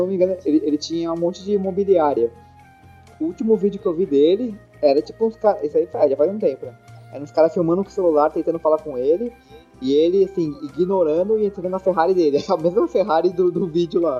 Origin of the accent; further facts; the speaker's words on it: São Paulo, Brazil; Como bom paulistano